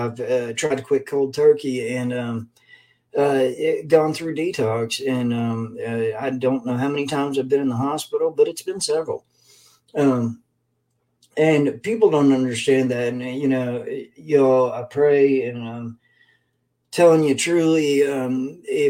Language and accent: English; Lexington, Kentucky, United States; also born or lived in Hazard, Kentucky; I'm from Lexington, Kentucky, and back in, well, I'm originally from Hazard, Kentucky, but grew up in school and everything else in Lexington.